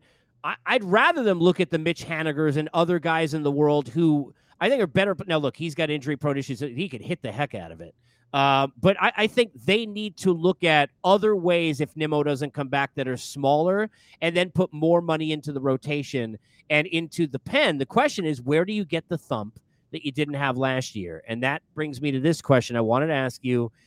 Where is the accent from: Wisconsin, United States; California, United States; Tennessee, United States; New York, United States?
New York, United States; being a New Yorker like we both are